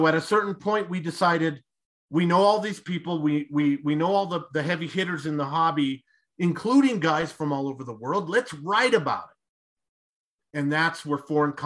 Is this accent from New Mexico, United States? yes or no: yes; Roswell, New Mexico, United States; moved away; so I grew up in Roswell